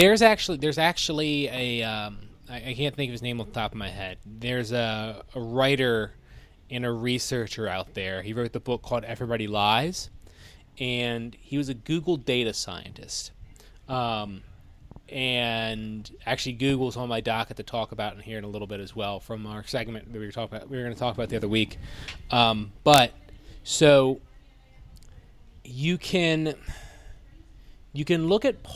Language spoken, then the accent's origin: English; United States; we as American people